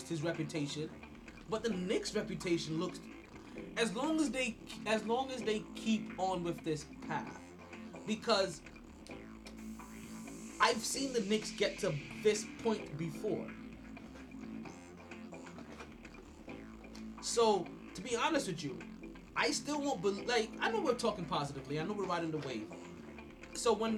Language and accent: English; Jamaica; I'm Jamaican